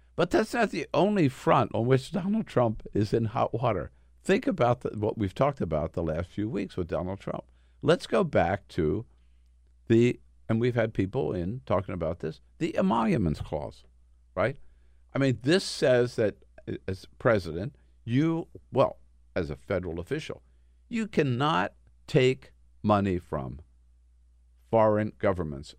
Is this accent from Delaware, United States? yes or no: yes; northern Delaware, United States; I grew up in northern Delaware, but we had a house in southern Delaware.